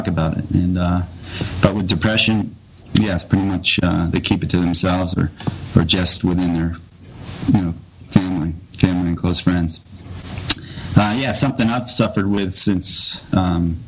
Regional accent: United States; born or raised there

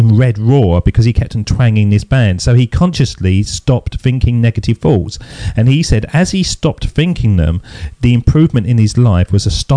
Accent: England, United Kingdom; Being an Englishman

